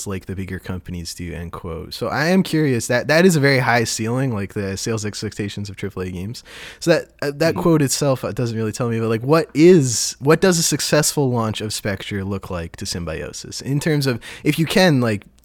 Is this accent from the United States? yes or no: no; Centre Wellington, Ontario, Canada; I went to Center Wellington District High School